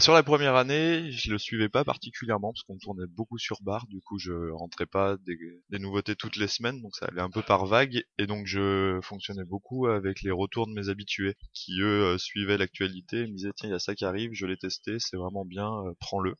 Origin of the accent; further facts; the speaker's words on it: Grenoble, Auvergne-Rhône-Alpes, France; je viens de Rhône-Alpes, de Grenoble plus précisément